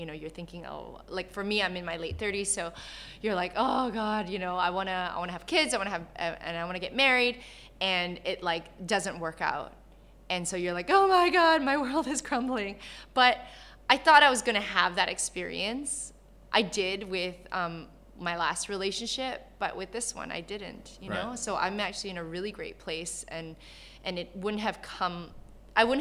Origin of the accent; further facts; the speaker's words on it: Canada; moved away as an adult; also born or lived in Malaysia; I was born in Malaysia. I grew up in Canada.